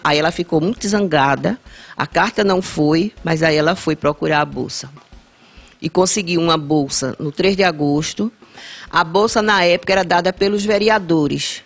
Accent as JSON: {"language": "Portuguese", "town": "Brejo da Madre de Deus", "region": "Pernambuco", "country": "Brazil", "tie": "born or raised there", "also_born_or_lived": "Recife", "lives_now": "Vitória de Santo Antão, Brazil", "said": "passei 12 anos lá. Cheguei antes de completar os dois anos"}